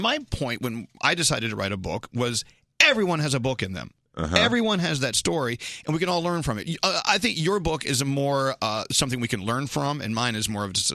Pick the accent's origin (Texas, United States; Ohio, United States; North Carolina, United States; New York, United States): Texas, United States; Dallas; I'm from Dallas